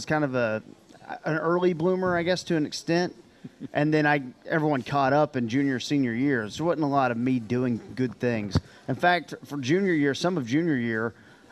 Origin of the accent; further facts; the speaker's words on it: near Wichita Falls, Texas, United States; So Holiday was our rival growing up near Wichita Falls